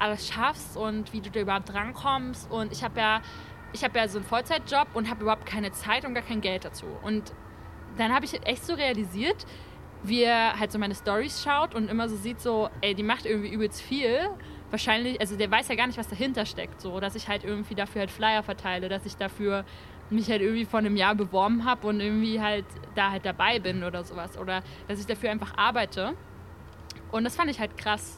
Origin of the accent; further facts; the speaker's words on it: Brandenburg, Germany; also bei uns in Brandenburg hat es an den Lehrern gemangelt.